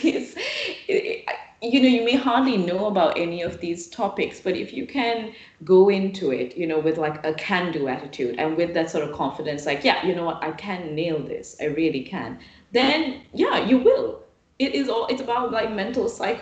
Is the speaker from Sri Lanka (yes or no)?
yes; Sri Lanka; moved away as an adult; I come from Sri Lanka